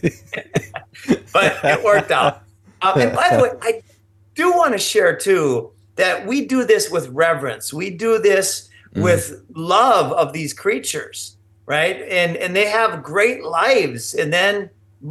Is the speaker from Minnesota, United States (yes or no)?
yes; Minnesota, United States; I grew up in Minnesota